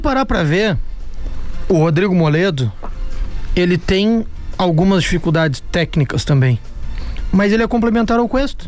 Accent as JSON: {"language": "Portuguese", "town": "Pedro Osório", "region": "Rio Grande do Sul", "country": "Brazil", "tie": "born or raised there", "said": "lá na minha terra, em Pedro Osório"}